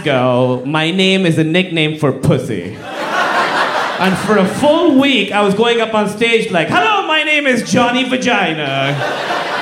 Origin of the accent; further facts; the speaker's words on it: Pakistan; I'm from Pakistan, like I said. Very conservative Muslim family